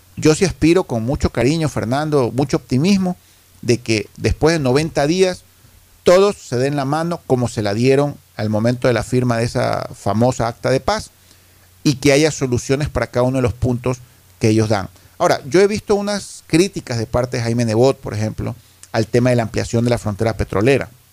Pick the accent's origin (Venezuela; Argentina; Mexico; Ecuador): Ecuador; Guayaquil, Guayas; como guayaquileño